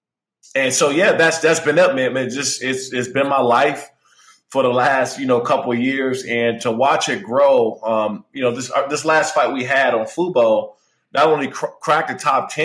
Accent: Prince George's County, Maryland, United States; moved away as an adult; I grew up in Prince George's County, Maryland, in the DMV area

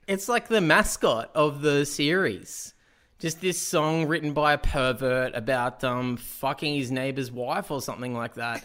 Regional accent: Australia; as an Australian

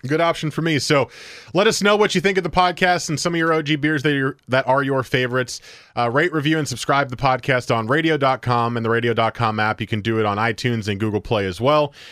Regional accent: New Jersey, United States; moved away; I grew up in New Jersey

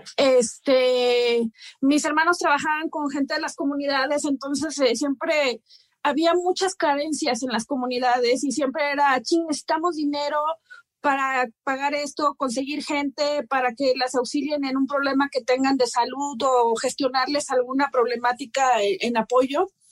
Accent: Oaxaca, Mexico; yo soy de Oaxaca

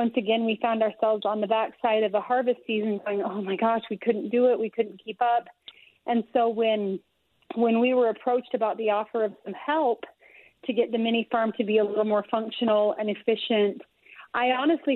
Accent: North Ogden, Utah, United States; It's my hometown of North Ogden.

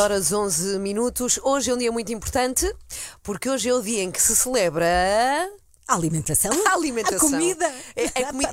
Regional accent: Spain; now in Portugal; eu nasci e cresci em Espanha, vivi lá é, bastantes anos

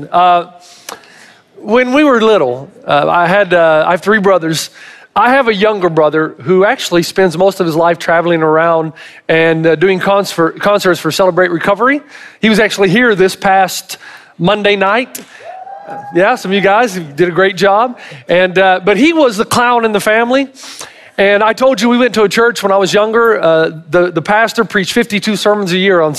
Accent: the South, United States; I'm from the South

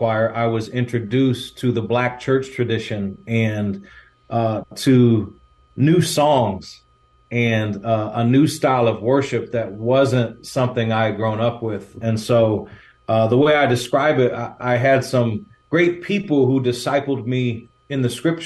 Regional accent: Michigan, United States; moved away as an adult; also born or lived in Chicago; now in California, United States; where I grew up in Michigan was a small town of about 5,000 people

